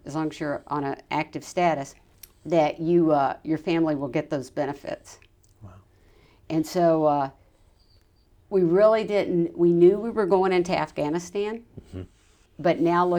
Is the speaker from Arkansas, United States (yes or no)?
yes; Arkansas, United States; also born or lived in Texas; I was from Arkansas originally, but I was a Texas resident now.